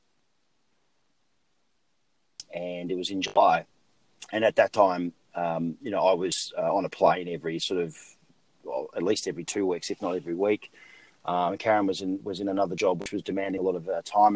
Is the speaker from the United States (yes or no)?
no; Sydney, New South Wales, Australia; moved away; I've obviously as a kid growing up in Australia